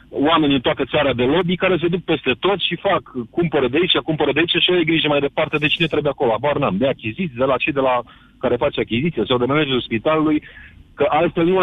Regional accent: Brașov, Brașov County, Romania; Deci eu anul trecut uh, sunt din Brașov

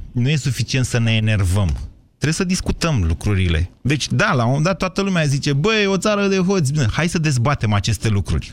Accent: Drobeta-Turnu Severin, Mehedinți County, Romania; pe noi severineni

